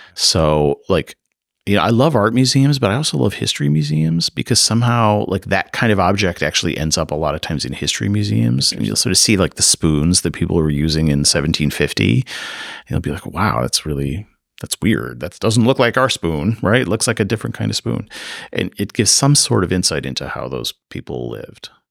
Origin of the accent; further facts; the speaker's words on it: Chicago, Illinois, United States; moved away as an adult; now in Davis, United States; I grew up in the Chicago area